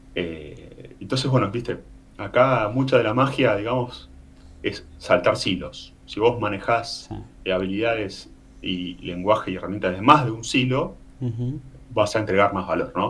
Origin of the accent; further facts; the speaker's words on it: Necochea, Buenos Aires Province, Argentina; moved away as an adult; now in Punta del Este, Uruguay; soy nativo de Necochea, provincia de Buenos Aires, ciudad de playa